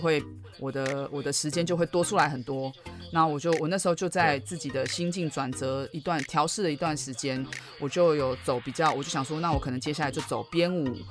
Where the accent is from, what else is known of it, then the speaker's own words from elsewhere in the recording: Taipei, Taiwan; 我自己从在台北长大